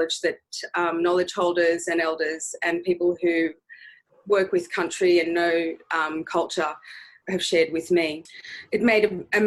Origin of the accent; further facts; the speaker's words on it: Bundjalung country, New South Wales, Australia; also born or lived in Budawang, New South Wales (ancestry); now in Sydney, Australia; I grew up mostly in Bundjalung country, so there's a song line that exists all the way up and down the coast of New South Wales